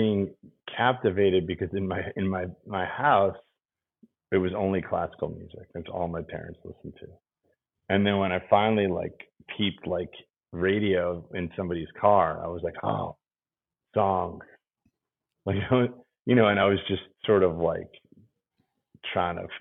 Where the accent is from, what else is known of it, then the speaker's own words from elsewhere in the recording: New Jersey, United States; moved away as an adult; also born or lived in New York City, New York / Schenectady area, New York / Yonkers, New York / Chicago, Illinois; now in Philadelphia, United States; I moved to New Jersey when I was 8.